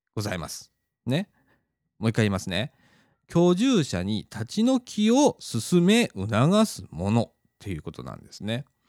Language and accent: Japanese; Shirahama, Wakayama, Japan; moved away; 白浜町私実家が白浜町にあるんですけれども